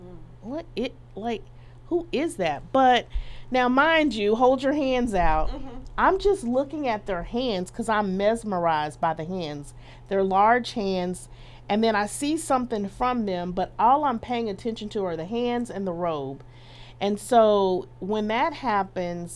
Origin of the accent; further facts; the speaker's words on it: Dallas, Texas, United States; I'm from Dallas